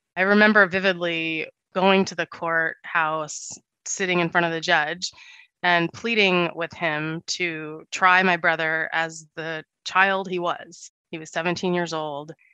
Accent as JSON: {"language": "English", "town": "Santa Monica", "region": "California", "country": "United States", "tie": "born or raised there", "said": "I grew up pretty poor in Santa Monica with my parents and my little brother"}